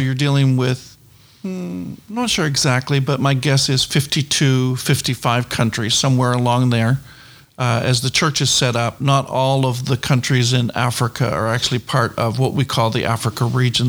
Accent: New Brunswick, Canada; moved away; I came from or come from New Brunswick, Canada

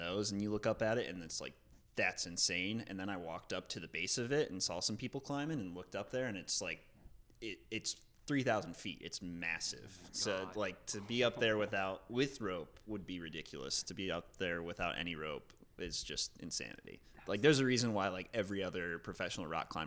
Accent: Indiana, United States; moved away as an adult; now in Chicago, United States; I didn't grow up in Chicago. I grew up in Indiana, always like idolizing Chicago

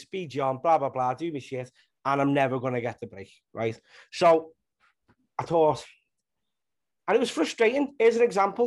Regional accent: Liverpool, North West England, United Kingdom; being from Liverpool, I'm from Walton in Liverpool.

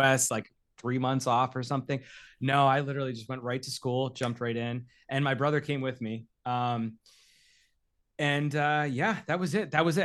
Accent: Derry, New Hampshire, United States; now in Los Angeles, United States; I grew up in Derry, New Hampshire.

